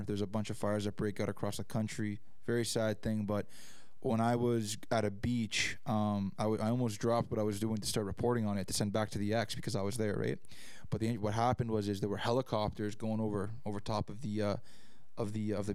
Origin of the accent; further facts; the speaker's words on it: Canada; we grew up around here in Canada